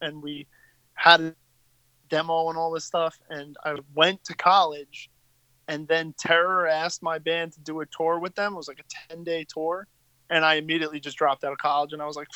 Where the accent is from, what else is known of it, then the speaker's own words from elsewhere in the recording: Long Island, New York, United States; growing up in Long Island, from my experience at least, like, basically went to school with the cast of the Jersey Shore